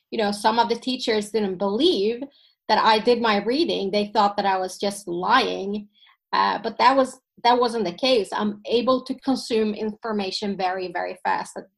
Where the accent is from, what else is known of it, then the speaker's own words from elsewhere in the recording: Sweden; first language Finnish; English is a second language; I grew up in a Finnish family. My parents came from Finland, but I've always I was born in Sweden. I would always consider myself Swedish.